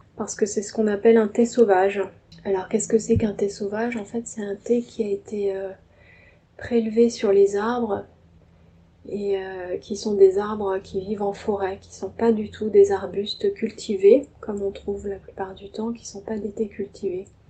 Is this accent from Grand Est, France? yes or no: no; Paris suburbs, Île-de-France, France; je suis née à Paris, je vis en banlieue parisienne